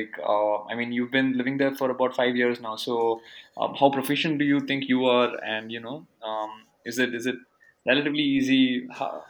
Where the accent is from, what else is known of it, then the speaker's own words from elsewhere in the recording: Bangalore, Karnataka, India; I'm from South India